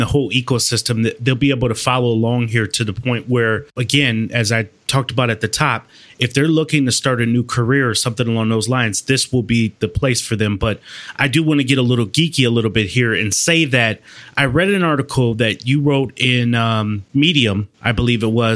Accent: Madison, Wisconsin, United States; Madison, Wisconsin, my hometown

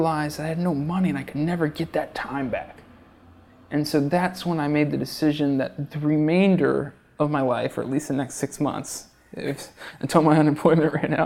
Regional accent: Georgia, United States; moved away as an adult; also born or lived in Chicago; now in New York City, United States; I grew up in Georgia

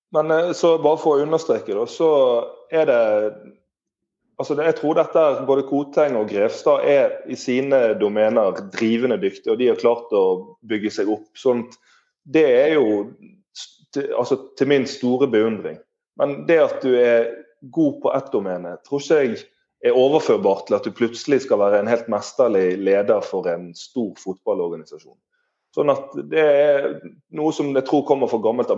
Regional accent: Bergen, Vestland, Norway

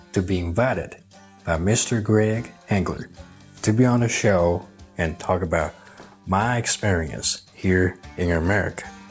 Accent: Kunming, Yunnan, China; moved away as an adult; also born or lived in West Texas; now in Texas, United States; I am from Kunming, Yunnan, southwest China, and the city where I came from has the nickname of the City of Eternal Spring, meaning that the weather in my hometown is always like spring all year round.

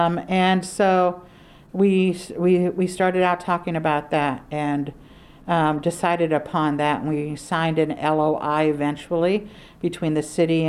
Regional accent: Oakland, California, United States; I grew up here in Oakland my entire life and didn't know the story of what had happened here

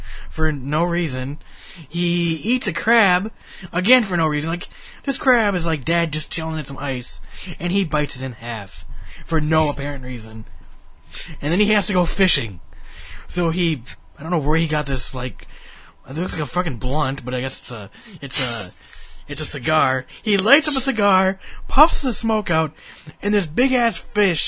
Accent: United States; I'm American

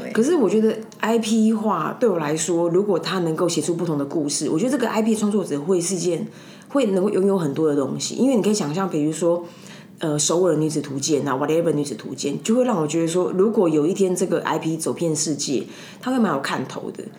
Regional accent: Taipei, Taiwan; also born or lived in Tucheng, New Taipei; 我在东湖长大，我在，我在东湖跟南港到十八岁，我才离开内湖东湖南港

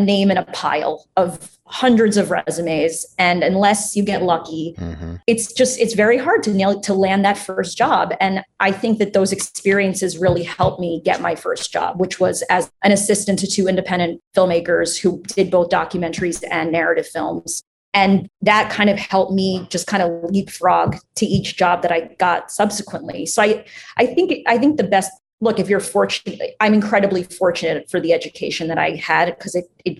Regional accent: Great Neck, New York, United States; moved away; I'm from Great Neck in Long Island

